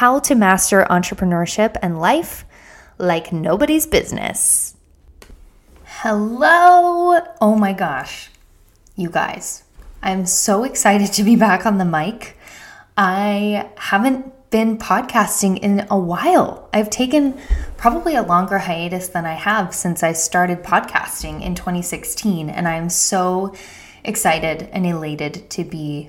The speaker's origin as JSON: {"language": "English", "area": "outside of Philadelphia", "region": "Pennsylvania", "country": "United States", "tie": "born or raised there", "said": "I grew up outside of Philadelphia"}